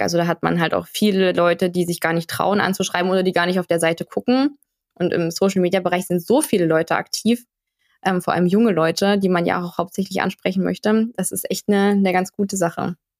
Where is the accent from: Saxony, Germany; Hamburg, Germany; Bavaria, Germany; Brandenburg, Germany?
Saxony, Germany; Dresden; Ich komme aus Dresden